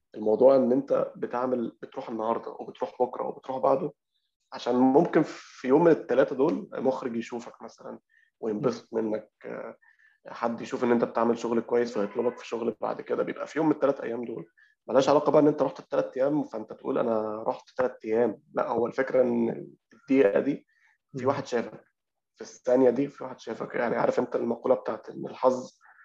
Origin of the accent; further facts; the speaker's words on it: Alexandria, Alexandria Governorate, Egypt; إحنا عندنا في اسكندرية